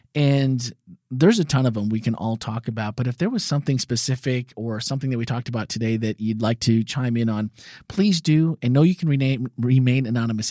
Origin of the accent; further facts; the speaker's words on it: Midwest, United States; growing up in the Midwest, being gay was definitely a crime.